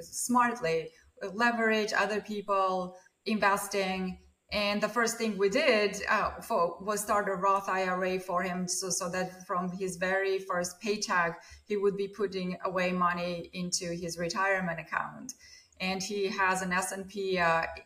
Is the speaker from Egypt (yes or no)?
no; Armenia; moved away as an adult; now in Beverly, United States; I grew up in Armenia during the Soviet times